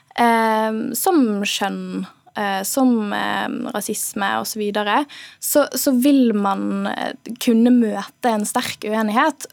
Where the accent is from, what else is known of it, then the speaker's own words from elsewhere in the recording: Bergen, Vestland, Norway; accent: Bergen dialect; Fordi jeg er bergenser.